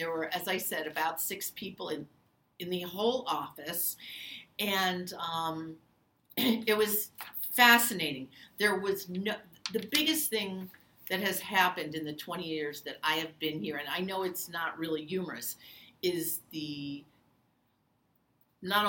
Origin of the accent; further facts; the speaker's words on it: New York, United States; moved away; I'm originally from New York